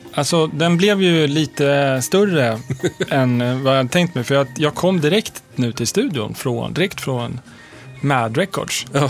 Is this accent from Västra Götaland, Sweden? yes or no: no; Stockholm, Stockholm County, Sweden; also born or lived in Lund; jag växte upp i Högdalen